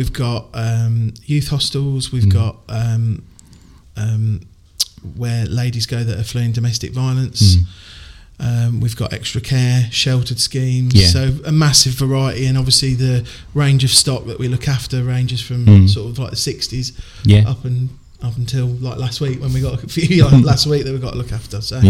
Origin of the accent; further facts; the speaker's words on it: Shepshed, East Midlands, United Kingdom; moved away as an adult; also born or lived in Leicester / Leeds; now in Cotton, United Kingdom; I lived in a little village called Shepshed